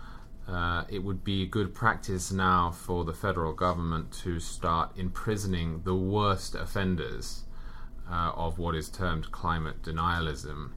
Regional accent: England, United Kingdom; also born or lived in Southern California; now in Connecticut, United States; I'm from England, I work in New York, and I live in Connecticut.

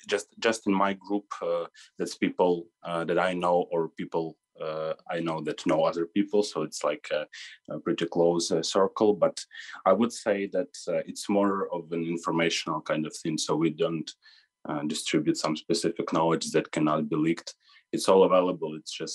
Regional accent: Kharkiv, Kharkiv Oblast, Ukraine; now in Lviv, Ukraine; I'm originally from Kharkiv, and my family lived there for all of this time

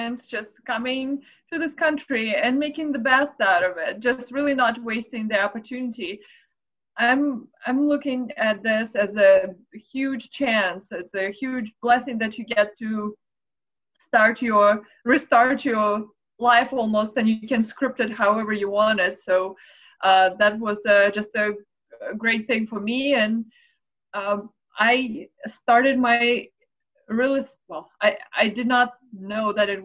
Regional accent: Moscow, Russia; moved away; I'm originally from Moscow, Russia

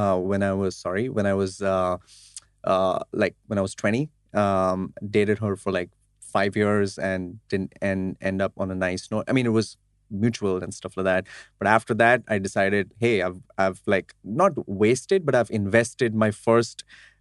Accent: Mumbai, Maharashtra, India; I'm a Gujarati from Mumbai, India.

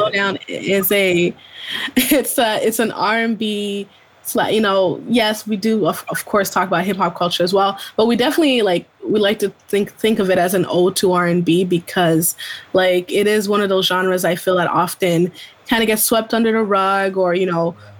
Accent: Ontario, Canada; moved away as an adult; now in Montreal, Canada; I was born in Montreal, but I wasn't raised in Montreal. I was raised in Ontario.

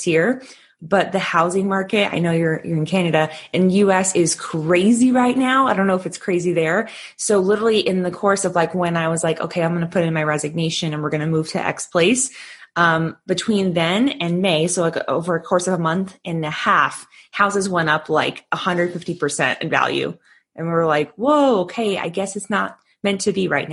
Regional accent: Southern California, United States; moved away as an adult; also born or lived in Northern Arizona; now in Arizona, United States; I'm originally from Southern California, but right now I actually live and teach on a reservation in Northern Arizona

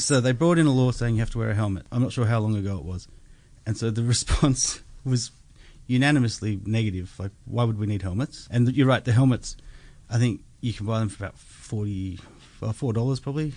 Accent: Australia; as an Australian

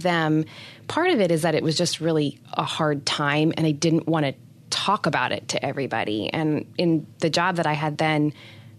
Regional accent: New Hampshire, United States; moved away; I'm originally from New Hampshire

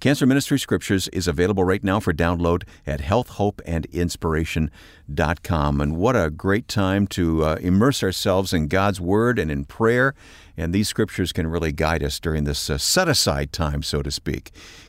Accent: Chicago, Illinois, United States; I wear it proudly as a Chicagoan.

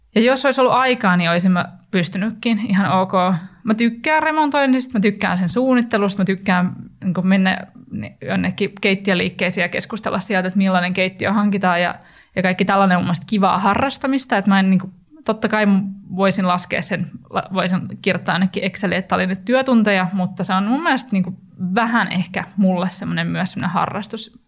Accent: Turku, Southwest Finland, Finland; moved away; mä oon itse sieltä kotoisin

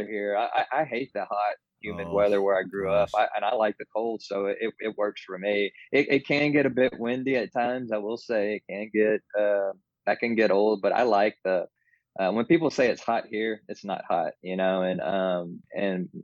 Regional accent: Navasota, Texas, United States; now in Amarillo, United States; growing up in Navasota

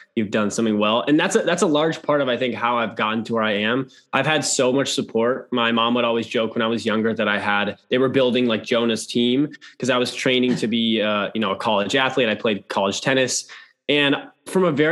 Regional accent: Minneapolis, Minnesota, United States; also born or lived in London; I'm from Minnesota, Minneapolis area

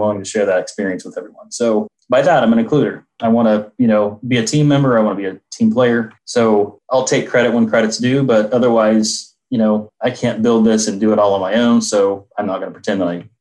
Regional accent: Indianapolis, Indiana, United States; I'm from Indianapolis, Indiana

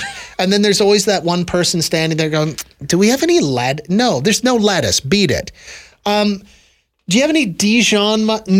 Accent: Saskatchewan, Canada; accent: Saskatchewan; moved away; we adopt the Saskatchewan accent anytime we talk about my home country, the old country where I grew up.

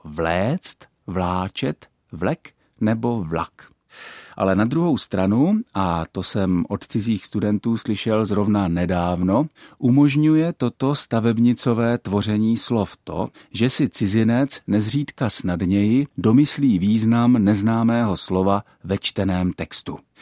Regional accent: Czechia; first language Czech; náš mateřský jazyk

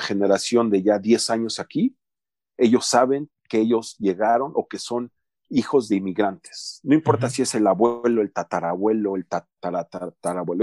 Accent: Mexico; moved away as an adult; also born or lived in United States; now in Calgary, Canada; cuando yo recién salí de México

